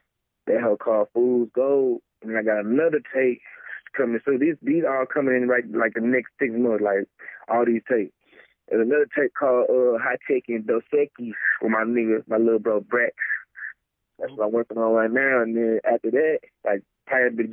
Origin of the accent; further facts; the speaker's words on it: Dallas, Texas, United States; I'm from Dallas